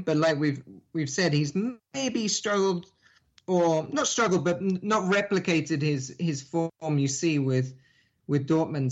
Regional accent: England, United Kingdom; now in Miami, United States; I am English, so I grew up there in in England

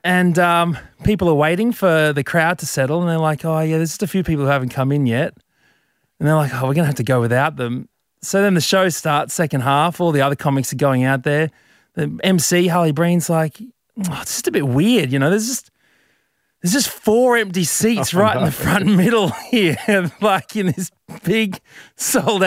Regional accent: Brisbane, Queensland, Australia; I'm from Brizzy, Brizzy boy

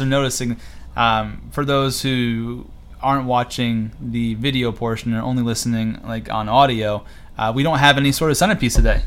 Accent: Cortland, New York, United States; I'm from Cortland, New York, a little small town about 30 minutes south of Syracuse

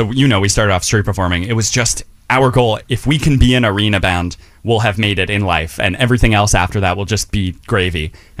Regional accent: New York City, New York, United States; We grew up in Chelsea

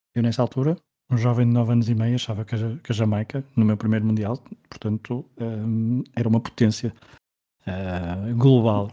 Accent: Portugal; Como somos portugueses

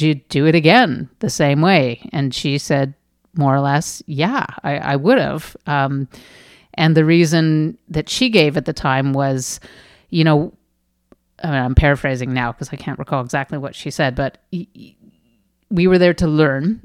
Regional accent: Canada; I'm Canadian

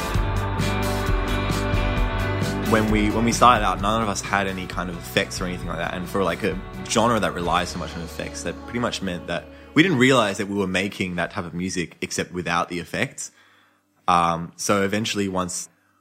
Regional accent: Sydney, New South Wales, Australia; I grew up in Marrickville

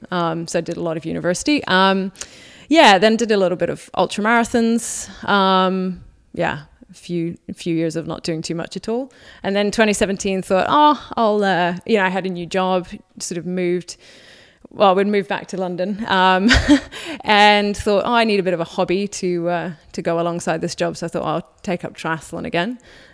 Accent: Waiuku, Auckland, New Zealand; moved away as an adult; also born or lived in Whangarei / United Kingdom; So I was born in Whangarei, then grew up in Waiuku, and then in Auckland.

